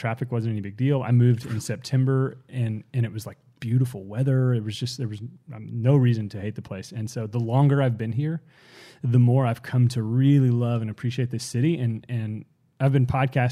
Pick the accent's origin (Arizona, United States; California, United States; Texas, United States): Texas, United States; Fort Worth; moved away as an adult; now in Houston, United States; I'm from the Dallas-Fort Worth area, specifically Fort Worth